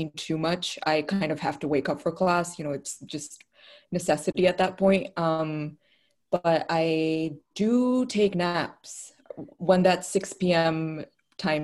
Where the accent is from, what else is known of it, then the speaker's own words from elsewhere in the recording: Islamabad, Islamabad Capital Territory, Pakistan; first language Urdu; English is a second language; moved away as an adult; now in United States; I am from Islamabad, Pakistan